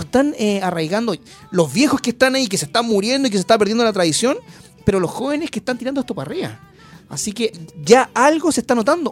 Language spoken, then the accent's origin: Spanish; Antofagasta, Chile; also born or lived in Rancagua; now in Santiago, Chile; yo soy de Antofagasta